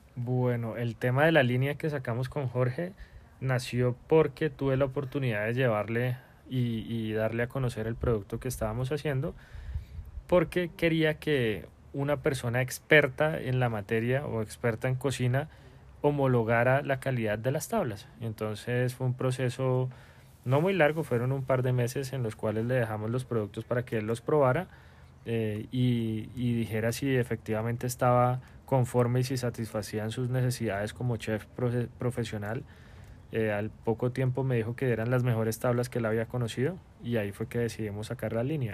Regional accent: Bogotá, Colombia; moved away as an adult; como todo buen bogotano

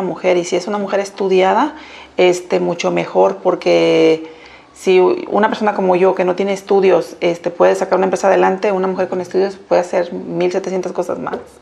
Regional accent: Colima, Mexico; soy de aquí de Colima

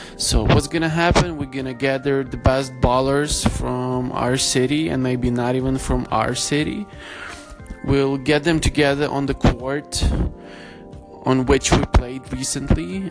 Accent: Lviv, Lviv Oblast, Ukraine; in Ukraine, in Lviv. So, trying to bring back some Brooklyn, LA, vibes to my hometown

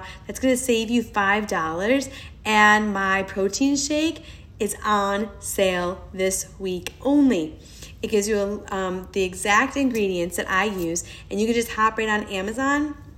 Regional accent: New York, United States; I am a New Yorker. My dad is Brazilian

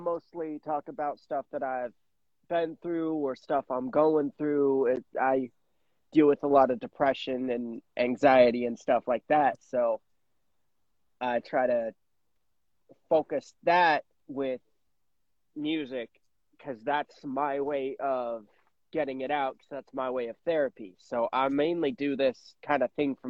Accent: Nebraska, United States; now in Tennessee, United States; I'm originally from Nebraska, but I'm currently living in Tennessee.

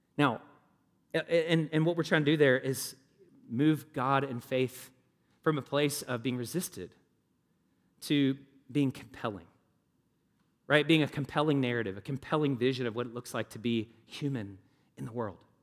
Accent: the South, United States; now in Indianapolis, United States; I grew up in the South.

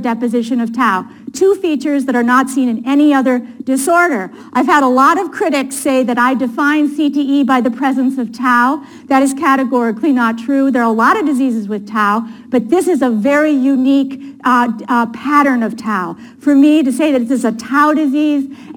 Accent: Appleton, Wisconsin, United States; moved away; also born or lived in Boston; I grew up in Appleton, Wisconsin, which is right outside of Green Bay.

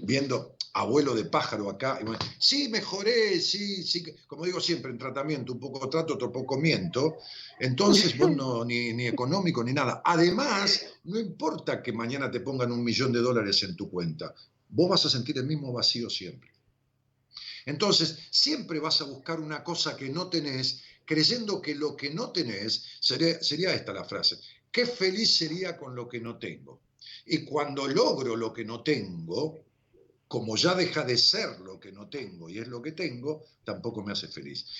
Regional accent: Ramos Mejía, Buenos Aires Province, Argentina; Yo vivo en Ramos Mejía desde que era pueblo, y siempre fue mi pueblo

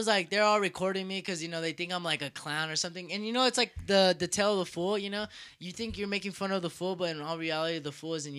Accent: United States; I'm from the United States.

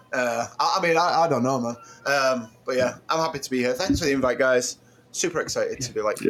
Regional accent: Manchester, North West England, United Kingdom; I'm from the UK. Manchester

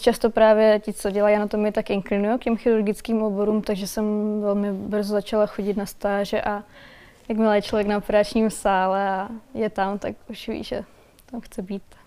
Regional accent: Valašské Meziříčí, Zlín Region, Czechia; moved away as an adult; also born or lived in Prague; Já pocházím z Valašského meziříčí a studovala jsem v Praze

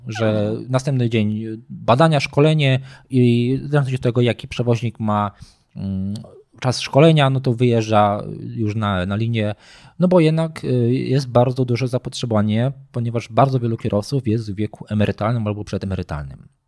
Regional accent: Nowy Sącz, Lesser Poland, Poland; pochodzę z Nowego Sącza, tak. jestem e, typowym nowosądeczaniem, urodziłem się w Nowym Sączu

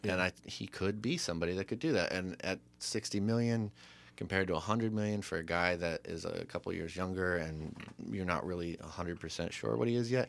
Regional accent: United States; As an American

